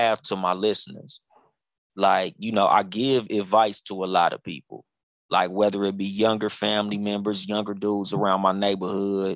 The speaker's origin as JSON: {"language": "English", "town": "Pomona", "region": "California", "country": "United States", "tie": "born or raised there", "also_born_or_lived": "Compton, California", "said": "my mom moved me out of Compton to Pomona"}